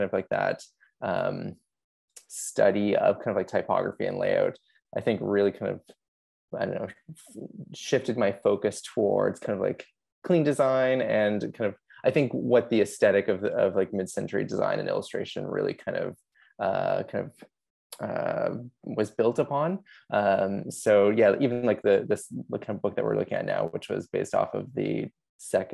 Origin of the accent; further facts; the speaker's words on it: Kitchener, Ontario, Canada; also born or lived in Australia; I'm from Kitchener, Ontario in Canada